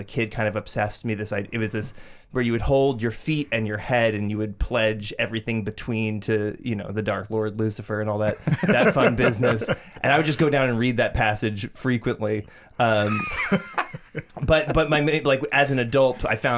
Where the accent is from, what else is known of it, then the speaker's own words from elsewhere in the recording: New Jersey, United States; I'm from Jersey